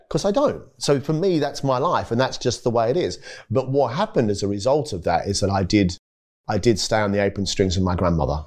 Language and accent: English; Maitland, New South Wales, Australia; also born or lived in Eaglevale; growing up in Australia and back gardens and, and, you know, living in Maitland